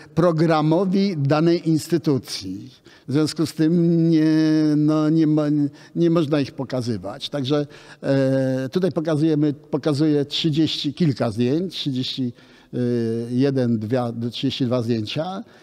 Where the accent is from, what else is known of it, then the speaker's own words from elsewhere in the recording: Łódź, Łódź Voivodeship, Poland; ja urodziłem się w Łodzi. Moja rodzina przyjechała po wojnie z Warszawy, a ja urodziłem się w Łodzi